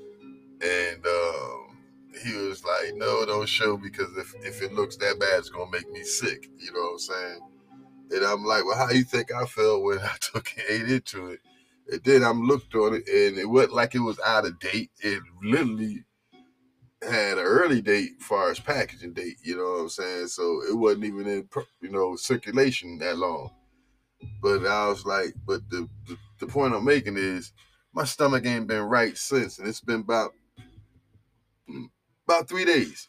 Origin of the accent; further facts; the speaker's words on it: New Jersey, United States; now in North Carolina, United States; I'm from New Jersey